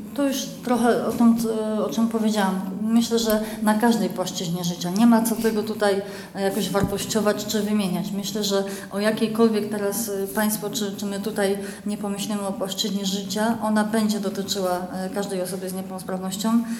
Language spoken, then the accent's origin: Polish; Poland; now in Kraków, Poland; pochodzę z małej miejscowości